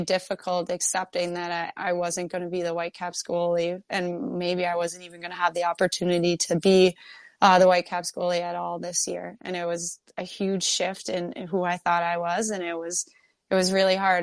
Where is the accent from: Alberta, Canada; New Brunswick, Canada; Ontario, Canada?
Ontario, Canada; Kingston; now in Minnesota, United States; I grew up in Kingston, Ontario